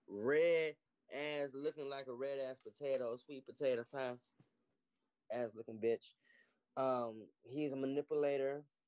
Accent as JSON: {"language": "English", "town": "Chicago", "region": "Illinois", "country": "United States", "said": "I'm from Chicago."}